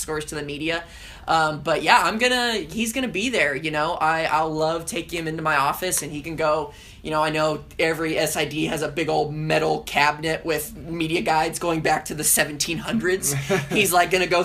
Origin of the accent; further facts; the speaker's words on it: Southern California, United States; now in Hattiesburg, United States; I grew up in Southern California, and I grew up going to Disneyland